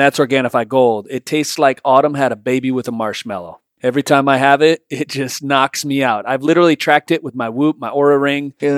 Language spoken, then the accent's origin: English; Michigan, United States; I'm from Michigan